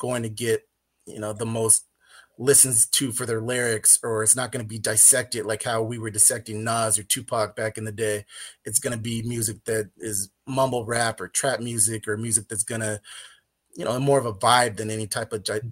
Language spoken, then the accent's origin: English; Inland Empire, Southern California, United States; I grew up in the West Coast during the early 90s